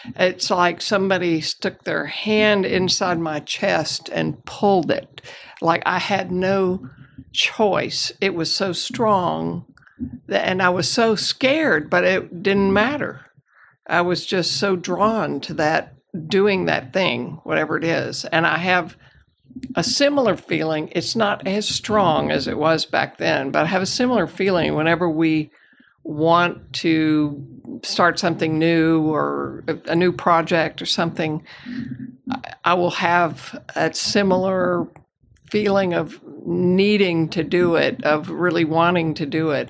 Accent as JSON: {"language": "English", "town": "Houston", "region": "Texas", "country": "United States", "tie": "born or raised there", "said": "I'm a native Houstonian. I grew up in River Oaks and Montrose area."}